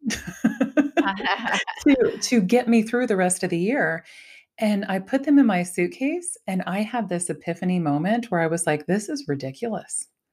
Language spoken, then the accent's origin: English; Ohio, United States; I was raised in Ohio